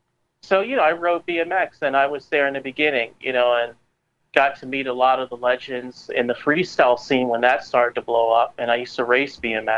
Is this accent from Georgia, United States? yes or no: yes; Savannah, Georgia, United States; also born or lived in Staten Island, New York / Florida; I'm from Savannah, Georgia. I was born here. But I also grew up in New York City on Staten Island.